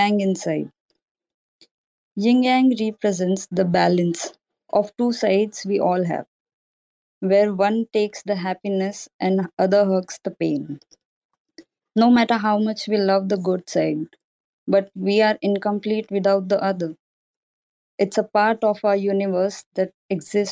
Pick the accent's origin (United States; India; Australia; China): India; I'm from India